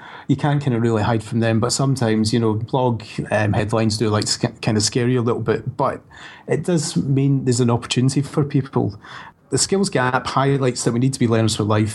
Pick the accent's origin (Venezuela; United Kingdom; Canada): United Kingdom; Scotland; now in Brighton, United Kingdom; my family back in Scotland